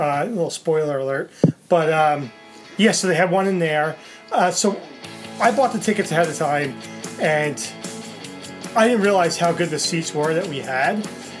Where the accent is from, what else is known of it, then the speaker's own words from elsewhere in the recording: New Jersey, United States; I'm from New Jersey.